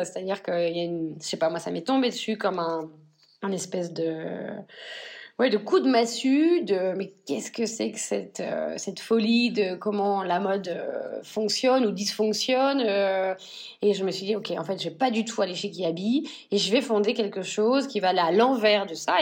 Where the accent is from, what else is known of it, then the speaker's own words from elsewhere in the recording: northern France, France; moved away as an adult; also born or lived in Paris / London; now in Spain; je viens donc du nord de la France et mes deux familles viennent de l'industrie textile